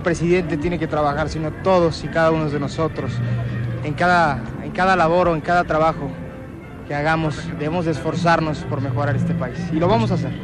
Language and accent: Spanish; Mexico